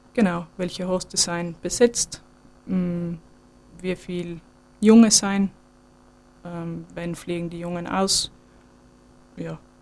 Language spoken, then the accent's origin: German; Sterzing, Trentino-Alto Adige, Italy; now in Weyer, Austria; ich komme eigentlich aus Südtirol, aus Stürzing